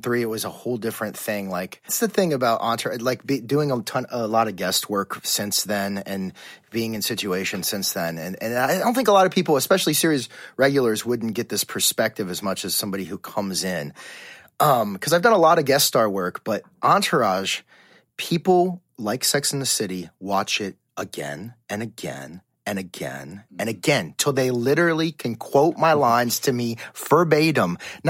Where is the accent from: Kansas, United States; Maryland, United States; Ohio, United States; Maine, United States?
Ohio, United States; Cincinnati; moved away as an adult; also born or lived in Indiana; now in Los Angeles, United States; I was an actor from Cincinnati, Ohio